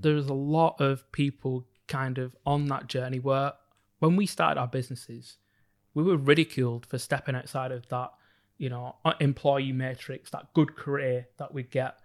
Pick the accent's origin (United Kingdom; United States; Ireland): United Kingdom; Bolton, North West England; growing up in Bolton's very, very small black community